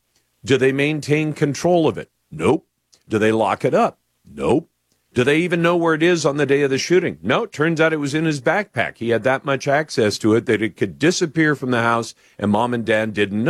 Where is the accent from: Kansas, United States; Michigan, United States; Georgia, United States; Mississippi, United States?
Michigan, United States; Oxford; I grew up in Oxford, Michigan, and graduated from Oxford High School.